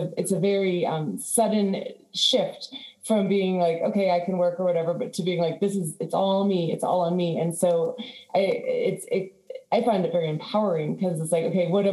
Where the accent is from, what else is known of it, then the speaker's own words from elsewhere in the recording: Washington, District of Columbia, United States; moved away as an adult; also born or lived in Florida Keys, Florida; now in Florida, United States; when I grew up in DC